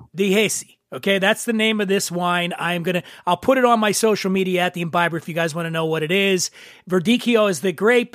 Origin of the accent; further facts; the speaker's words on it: Philadelphia, Pennsylvania, United States; I grew up in Philly.